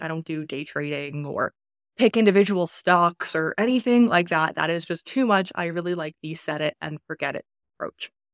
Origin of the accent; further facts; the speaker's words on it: Canada; moved away as an adult; I was born in Canada, and because of that, I was default a Canadian resident. I lived there